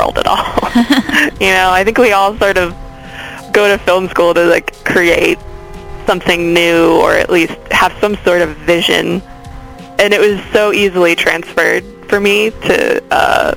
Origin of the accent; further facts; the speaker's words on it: Baltimore, Maryland, United States; moved away as an adult; also born or lived in Frederick, Maryland; now in Los Angeles, United States; I grew up in Baltimore and then also in Frederick, Maryland. So all over the great state.